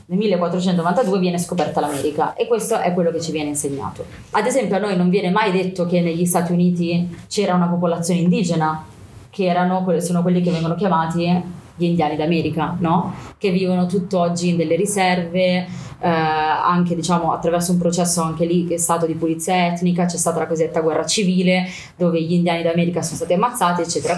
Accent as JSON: {"language": "Italian", "town": "Milan", "region": "Lombardy", "country": "Italy", "tie": "born or raised there", "said": "sono nata a Milano eh, da papà palestinese e mamma italiana"}